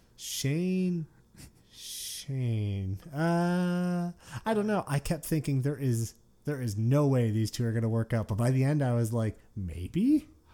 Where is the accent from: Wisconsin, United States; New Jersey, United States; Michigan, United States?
Michigan, United States; Detroit; moved away as an adult; I grew up in Detroit, yeah. Lived there, uh, until I was twenty years old